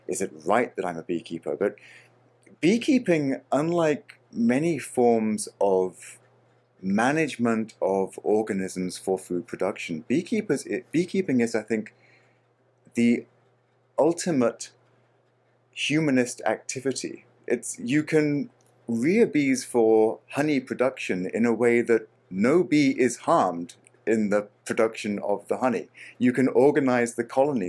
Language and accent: English; Australia; My home country of Australia